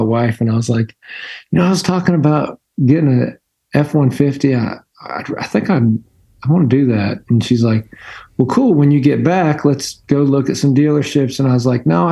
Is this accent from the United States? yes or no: yes; Pennsylvania, United States; moved away; I grew up in Pennsylvania